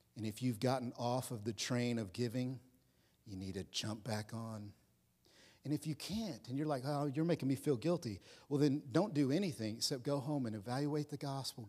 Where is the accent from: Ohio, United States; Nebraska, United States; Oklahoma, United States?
Oklahoma, United States; I'm from Oklahoma, so I wore belt buckles that said, "God, guns, and guts made America free."